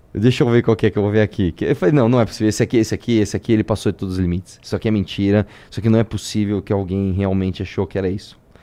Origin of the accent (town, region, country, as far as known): Brazil